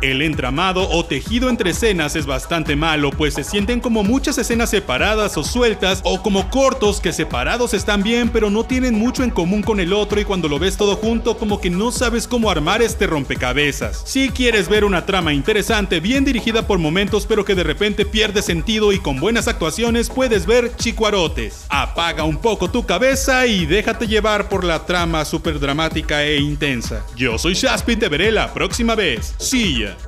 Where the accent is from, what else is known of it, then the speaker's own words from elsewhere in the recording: Mexico; nosotros como mexicanos